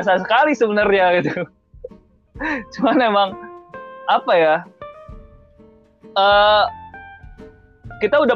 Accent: West Java, Indonesia; gua juga asli Sunda tapi sih

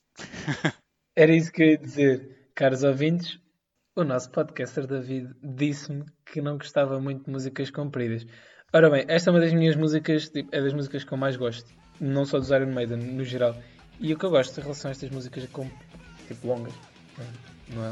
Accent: Amadora, Lisbon, Portugal; eu sou da Madorna

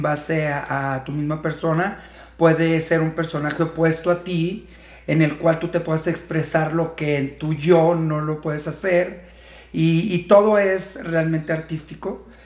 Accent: Fresnillo, Zacatecas, Mexico; also born or lived in Tijuana; now in Guadalajara, Mexico; soy de Fresnillo, Zacatecas, pero más de 20 años viniendo por acá esporádicamente

